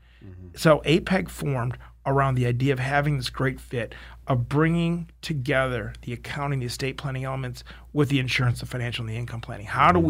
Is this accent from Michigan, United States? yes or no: yes; Detroit, Michigan, United States; I'm a boy from Detroit.